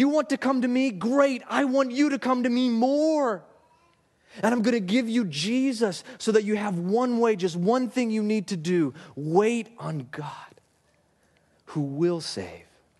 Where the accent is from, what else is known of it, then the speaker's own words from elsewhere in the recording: Alaska, United States; I grew up in Alaska